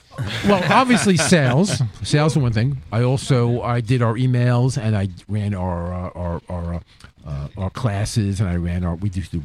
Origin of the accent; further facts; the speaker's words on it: New York City, New York, United States; moved away as an adult; now in Mount Tremper, United States; I grew up in New York City.